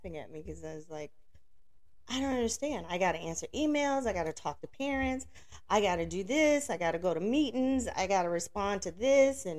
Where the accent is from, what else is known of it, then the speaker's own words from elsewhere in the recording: Alabama, United States; I grew up in Alabama.